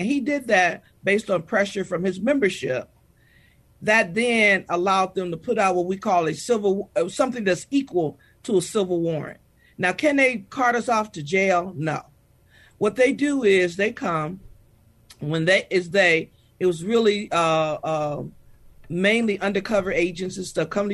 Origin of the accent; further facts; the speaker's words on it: Michigan, United States; now in Texas, United States; I'm from Michigan, I've grown over my 41 years to love the great state of Texas